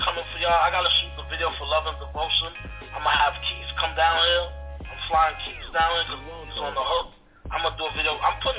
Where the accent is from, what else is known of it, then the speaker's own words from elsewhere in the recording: Belize; also born or lived in Jamaica (roots) / Mexico (roots); now in United States; I'm not from this country. I'm originally from Belize. I'm a Belizean. And I got Jamaican roots.